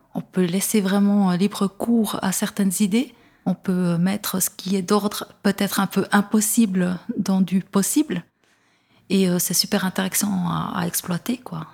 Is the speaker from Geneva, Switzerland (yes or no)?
no; Neuchâtel, Switzerland; je viens de Neuchâtel